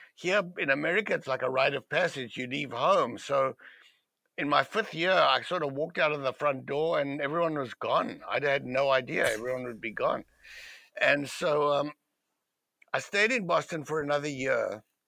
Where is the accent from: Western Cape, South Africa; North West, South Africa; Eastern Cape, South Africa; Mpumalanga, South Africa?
Western Cape, South Africa; Cape Town; moved away; where I grew up in in Cape Town, it was a very liberal part of the world, of South Africa.